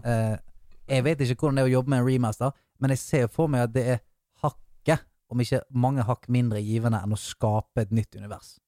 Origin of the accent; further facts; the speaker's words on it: Bergen, Vestland, Norway; jeg er bergenser